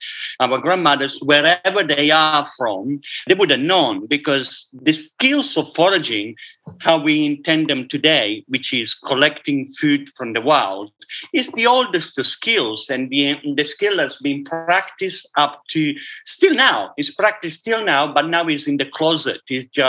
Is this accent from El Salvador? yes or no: no; Italy; Okay, so growing up in a dairy farm, it's not as romantic as you would like it to be. I can make an Italian romantic